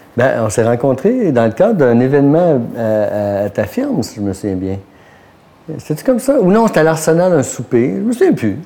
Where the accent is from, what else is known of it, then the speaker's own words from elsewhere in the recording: Quebec, Canada; also born or lived in Montréal-Nord, Montreal; now in Montreal, Canada; je suis né à Montréal-Nord, mais j'ai passé mon enfance dans un petit village.